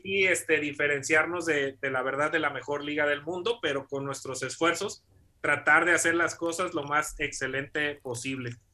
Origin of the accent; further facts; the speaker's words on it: Morelia, Michoacán, Mexico; moved away as an adult; also born or lived in Puebla; soy originario de Morelia, Michoacán. Eh, desde pequeño toda mi familia practica deporte